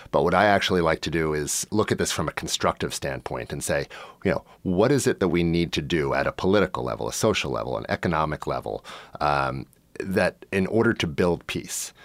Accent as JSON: {"language": "English", "country": "United States", "moved": "yes", "said": "I am an American. I do carry an American passport."}